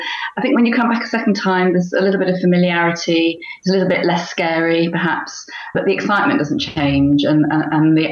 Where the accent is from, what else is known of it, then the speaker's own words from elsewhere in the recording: London, United Kingdom; growing up in Northwest London